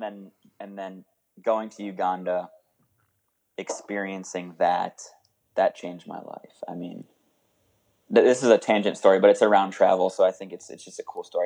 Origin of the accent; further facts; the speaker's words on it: New England, United States; I grew up in New England